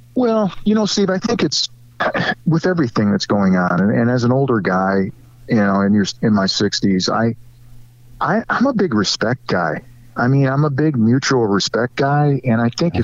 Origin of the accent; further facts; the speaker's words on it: Cleveland, Ohio, United States; I grew up in in Cleveland my entire life